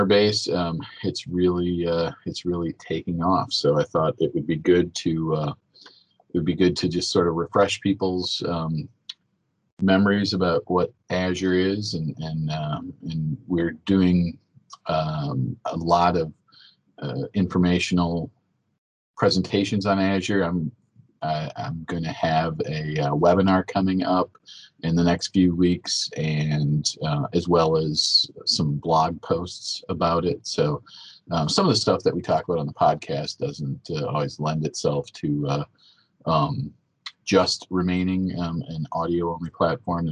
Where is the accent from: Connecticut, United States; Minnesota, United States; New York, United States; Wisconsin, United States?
Wisconsin, United States; accent: Wisconsin; my Wisconsin accent